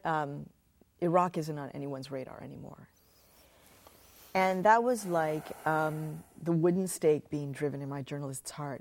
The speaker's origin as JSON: {"language": "English", "town": "Chicago", "region": "Illinois", "country": "United States", "tie": "born or raised there", "said": "when I was a kid growing up in Chicago"}